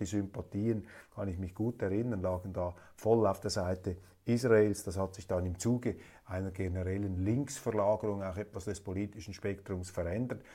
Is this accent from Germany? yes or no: no; Switzerland; Als Schweizer